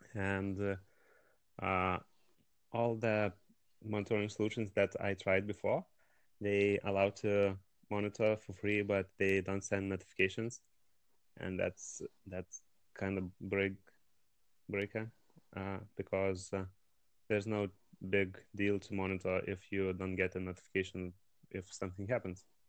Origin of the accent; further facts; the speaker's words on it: Lithuania; I'm from Lithuania.